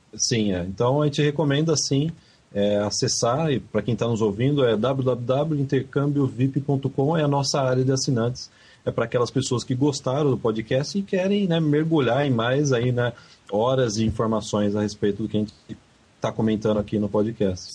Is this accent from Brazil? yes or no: yes; Brazil; moved away as an adult; now in Canada; quando era criança no Brasil